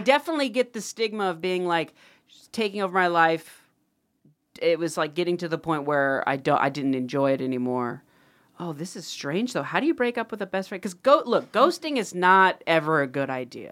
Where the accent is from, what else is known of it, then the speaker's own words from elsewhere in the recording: Ohio, United States; I'm from Ohio